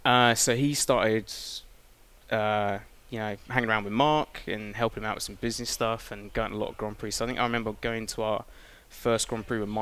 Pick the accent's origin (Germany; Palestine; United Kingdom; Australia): United Kingdom; Cambridge, East of England; spent a lot of time growing up in Cambridge